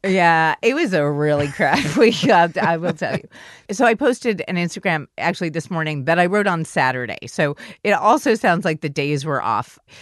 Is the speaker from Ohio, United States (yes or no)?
no; New York City, New York, United States; born or raised there